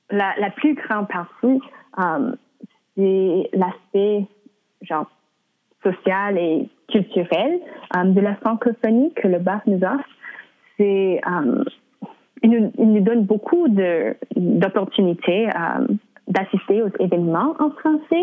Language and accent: French; Burnaby, British Columbia, Canada; French is a second language; j'ai grandi à Burnaby